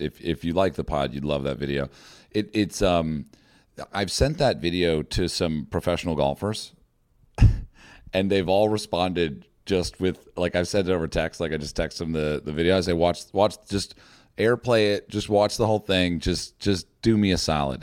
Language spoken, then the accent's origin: English; United States